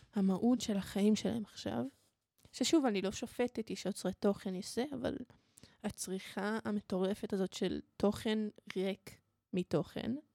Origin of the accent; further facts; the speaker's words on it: Israel; אני מישראל ואני יהודייה